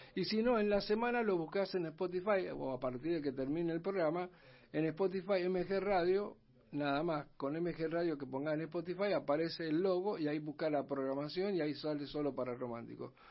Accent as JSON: {"language": "Spanish", "region": "Mendoza", "country": "Argentina", "moved": "yes", "said": "yo soy de Mendoza también, así que tengo mi familia en Mendoza"}